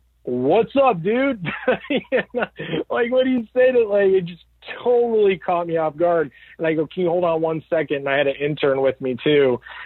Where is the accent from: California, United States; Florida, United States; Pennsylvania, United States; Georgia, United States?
Georgia, United States; now in Los Angeles, United States; we're both from Georgia.